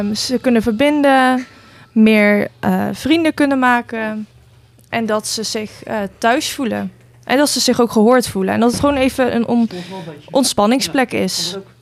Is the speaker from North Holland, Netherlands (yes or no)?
no; Nijmegen, Gelderland, Netherlands; moved away as an adult; now in Gouda, Netherlands; kom zelf uit Nijmegen